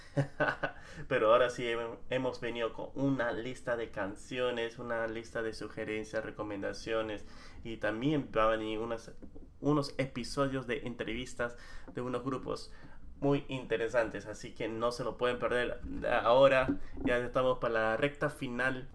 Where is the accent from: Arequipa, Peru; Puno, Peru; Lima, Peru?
Lima, Peru; moved away; entre nosotros los limeños habíamos dicho que nuestro acento era neutro